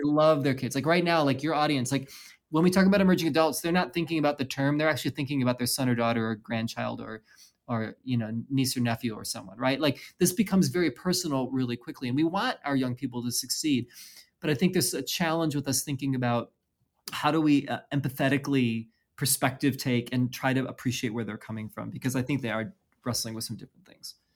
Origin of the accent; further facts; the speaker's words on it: Midwest, United States; also born or lived in Chicagoland; now in West Coast, United States; I'm born and raised in the Midwest, um, spent some time in Chicagoland as well